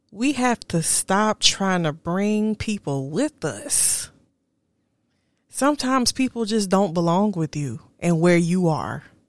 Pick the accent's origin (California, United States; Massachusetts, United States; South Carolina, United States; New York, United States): South Carolina, United States; moved away as an adult; also born or lived in Charlotte, North Carolina; now in Texas, United States; I kept going back to South Carolina. Kept going backwards. Kept trying to see what was there. Kept dating men from South Carolina, knowing I wanted to get away from that, from my hometown